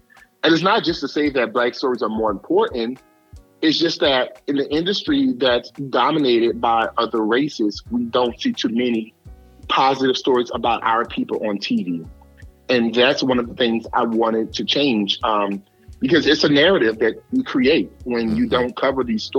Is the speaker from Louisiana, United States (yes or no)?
yes; New Orleans, Louisiana, United States; I am from New Orleans, but I am from the projects of New Orleans. I was born in the St. Bernard Project. I was raised in the Magnolia Project. I grew up in the Ninth Ward.